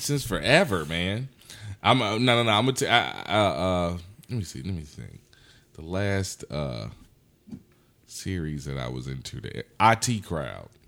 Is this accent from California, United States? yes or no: no; Anson County, North Carolina, United States; now in Charlotte, United States; I grew up in Anson County.